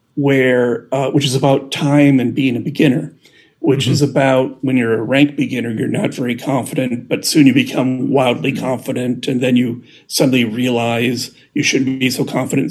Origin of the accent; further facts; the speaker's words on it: Midwest, United States; I'm from the Midwest